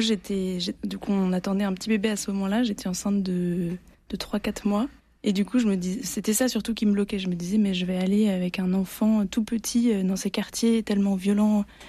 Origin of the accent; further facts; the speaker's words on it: Provence-Alpes-Côte d'Azur, France; now in Marseille, France; je suis provençale, ce qui est très différent d'être marseillais